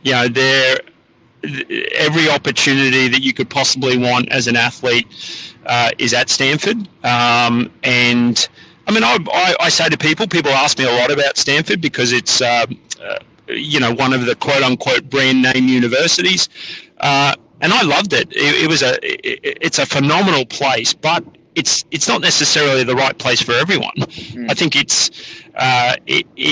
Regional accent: Queensland, Australia; moved away as an adult; also born or lived in United States; back in my home state in Queensland

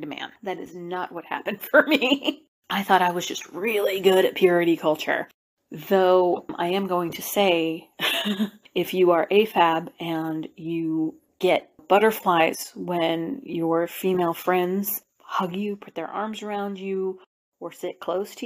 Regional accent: Appalachia, United States; Growing up in Appalachia

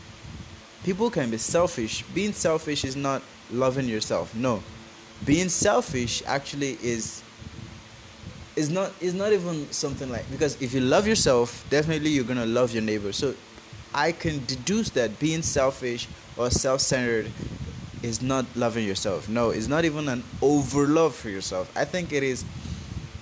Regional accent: Nigeria; Forgive my accent. I am a Nigerian

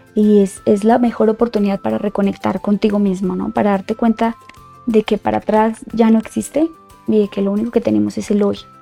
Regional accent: Colombia; moved away as an adult; now in Mexico City, Mexico; soy colombiana de nacimiento, y Mexicana por Decisión

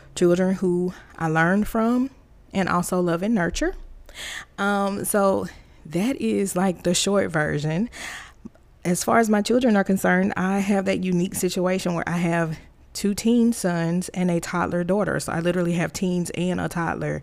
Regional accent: Tuscaloosa, Alabama, United States; moved away as an adult; I was born and raised in Alabama, Tuscaloosa Road Tide, Big Country, Alabama

